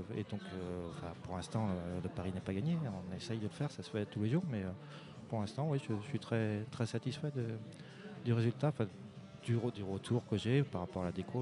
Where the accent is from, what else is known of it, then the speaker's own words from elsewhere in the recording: Vannes, Brittany, France; Je viens de pas très loin. Je, je suis vantais d'origine